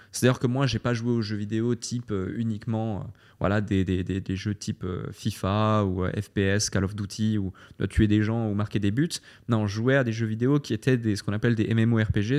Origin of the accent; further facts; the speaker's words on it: Switzerland; moved away as an adult; also born or lived in London, United Kingdom; now in Dubai, United Arab Emirates; je suis né en Suisse, j'ai fait mes écoles en Suisse, ma formation en Suisse